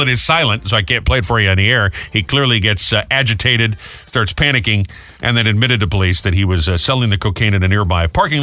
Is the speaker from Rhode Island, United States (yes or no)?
yes; Providence, Rhode Island, United States; my hometown of Providence, Rhode Island